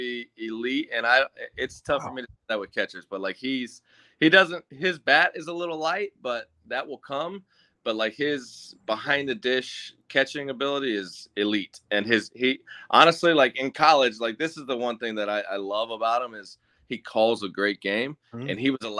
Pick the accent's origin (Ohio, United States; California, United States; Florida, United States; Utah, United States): Florida, United States; Clearwater; my hometown.